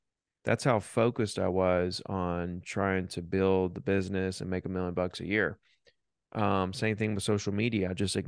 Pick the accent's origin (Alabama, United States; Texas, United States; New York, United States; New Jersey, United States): Alabama, United States; Down here on the beach. A lot of people don't know we have beaches here, but Florida extends into Alabama, a good 40 miles of white sandy beaches, and that's where I grew up.